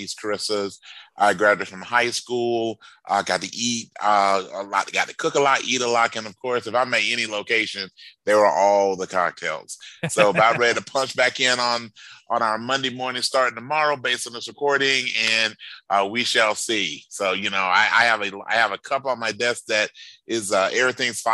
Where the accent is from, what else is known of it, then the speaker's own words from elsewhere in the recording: the South, United States; I'm from the South